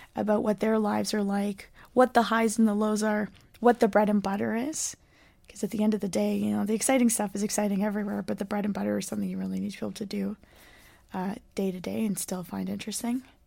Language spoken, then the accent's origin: English; Port Moody, British Columbia, Canada; also born or lived in Montreal; I grew up here in Vancouver, Port Moody